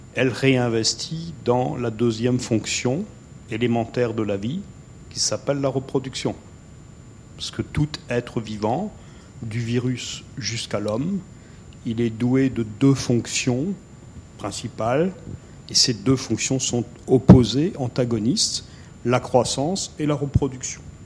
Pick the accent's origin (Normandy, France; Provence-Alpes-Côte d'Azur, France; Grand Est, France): Grand Est, France; Alsace; je suis Alsacien, ce qui n'est pas forcément une tare absolue. Euh, je suis très attaché à mon pays